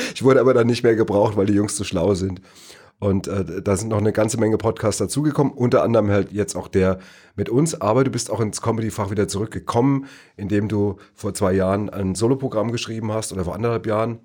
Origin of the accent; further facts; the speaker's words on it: Neu-Isenburg, Hesse, Germany; das Astoria Kino in Neu-Isenburg, äh, wo ich groß geworden bin